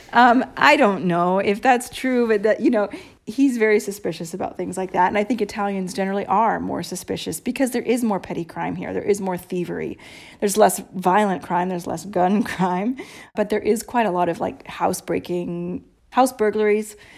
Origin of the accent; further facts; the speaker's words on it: United States; moved away as an adult; now in Italy; me being an American